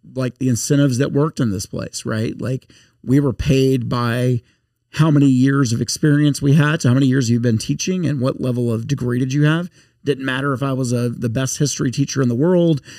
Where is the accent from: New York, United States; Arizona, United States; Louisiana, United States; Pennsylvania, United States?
Louisiana, United States; Shreveport; now in Baton Rouge, United States; I'm now far from Shreveport or upstate yeah, Louisiana